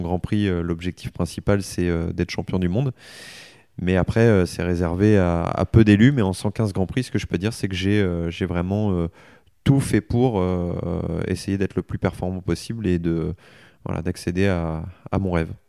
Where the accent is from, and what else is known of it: Soissons, Hauts-de-France, France; born or raised there; also born or lived in Egypt; now in Le Mans, France